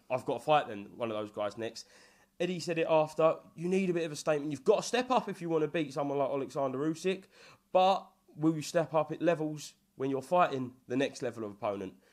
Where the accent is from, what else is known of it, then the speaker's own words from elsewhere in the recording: Hornchurch, London, United Kingdom; I'm from Horn Church, which is literally a three-minute drive fr-, to, from Romford